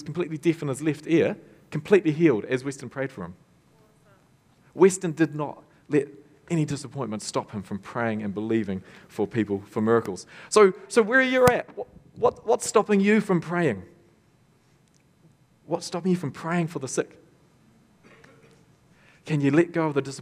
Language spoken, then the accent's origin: English; Tokoroa, Waikato, New Zealand; born or raised there